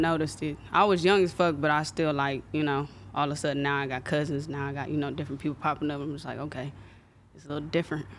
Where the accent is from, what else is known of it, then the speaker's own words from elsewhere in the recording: Compton, California, United States; also born or lived in Anaheim; And I was raised in Compton. Like, I moved to Compton when I was, like, four